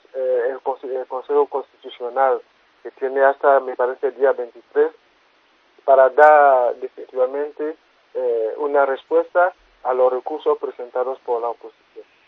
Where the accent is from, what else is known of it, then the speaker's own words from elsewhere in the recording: Côte d’Ivoire; yo soy de Costa del Marfil